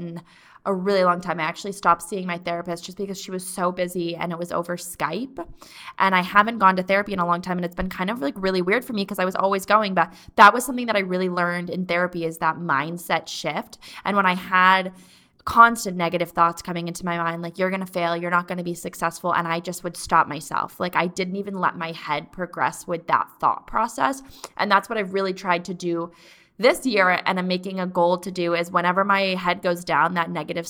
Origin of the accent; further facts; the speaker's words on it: East Coast, United States; moved away; I'm from the East Coast